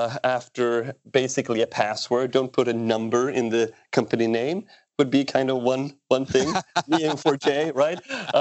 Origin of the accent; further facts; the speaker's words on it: Sweden; born there; my context is I was born in Sweden.